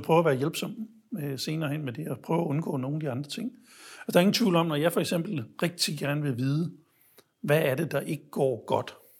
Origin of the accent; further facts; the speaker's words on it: Denmark; jeg var fra Danmark